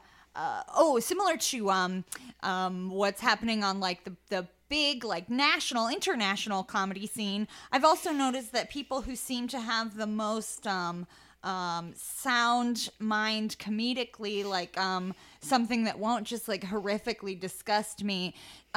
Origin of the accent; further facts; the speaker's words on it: Lincoln, Nebraska, United States; also born or lived in Lawrence, Kansas; now in Kansas City, United States; I'm from Lincoln, Nebraska